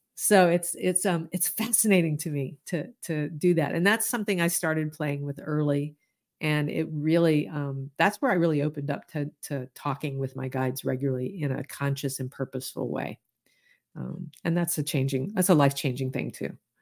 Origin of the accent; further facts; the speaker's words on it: Deep South, United States; I grew up in the Deep South